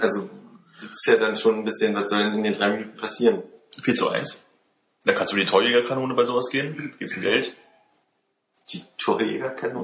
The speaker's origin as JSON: {"language": "German", "country": "Germany", "also_born_or_lived": "France", "said": "wenn ich ein Jahr lang in Frankreich bin, als irgendwie der, der deutsche Austauschstudent"}